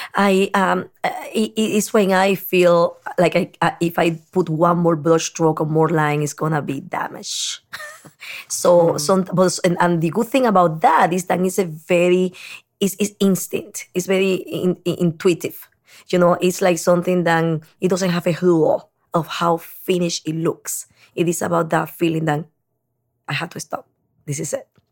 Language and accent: English; Dominican Republic; moved away as an adult; also born or lived in New York City; now in New York, United States; And now I am saying Dominican Republic originally because I cannot erase half my life in New York